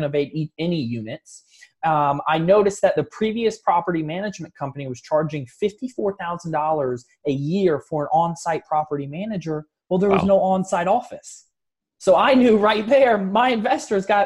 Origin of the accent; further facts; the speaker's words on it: Orlando, South Florida, United States; moved away; I grew up in South Florida. I grew up in Orlando